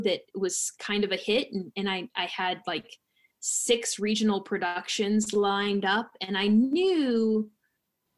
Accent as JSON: {"language": "English", "region": "Alabama", "country": "United States", "tie": "born or raised there", "also_born_or_lived": "New York / Los Angeles / Tennessee", "moved": "yes", "lives_now": "Sewanee, United States", "said": "growing up in Alabama"}